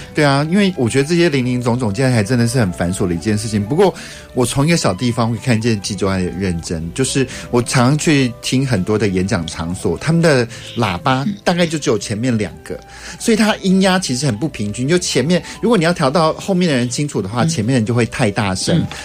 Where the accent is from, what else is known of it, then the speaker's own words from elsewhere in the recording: Taichung, Taiwan; 我们台中人